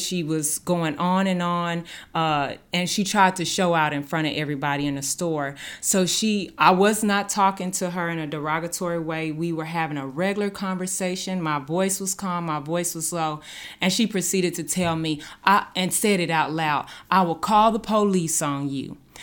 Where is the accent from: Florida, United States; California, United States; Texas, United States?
Texas, United States; Dallas; moved away as an adult; now in Branson, United States; I came from Dallas. I came from the south side of Dallas